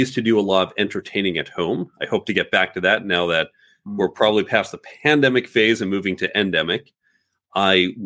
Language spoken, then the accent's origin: English; United States; also born or lived in New York City / Chicago suburbs, Illinois / Manhattan, New York; born in New York City, but grew up primarily in the suburbs of New York and suburbs of Chicago